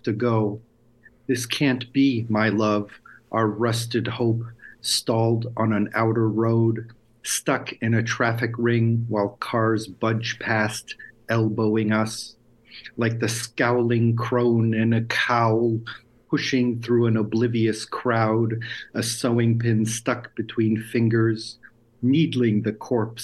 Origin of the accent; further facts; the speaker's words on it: United States; first language Lithuanian; moved away as an adult; now in Lithuania; I was born in the States, but my parents were born here